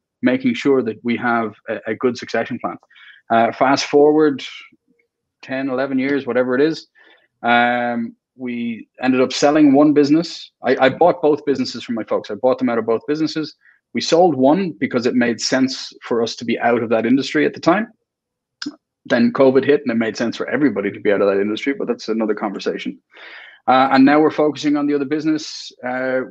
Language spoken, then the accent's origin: English; Ireland; also born or lived in Saudi Arabia; I'm Irish.